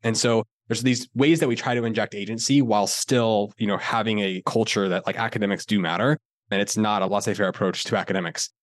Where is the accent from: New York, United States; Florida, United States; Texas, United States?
Florida, United States; I grew up in Florida